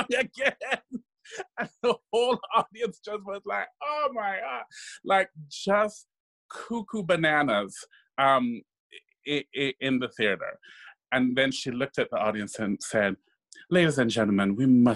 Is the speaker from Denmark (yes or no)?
no; Kingston, Jamaica; moved away; I grew up in Kingston, Jamaica.